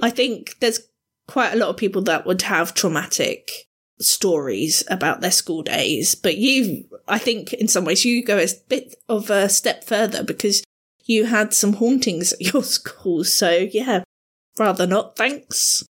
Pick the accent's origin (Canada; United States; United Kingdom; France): United Kingdom; Southampton, South East England; moved away as an adult; I'm relatively new to this area because I grew up down in Southampton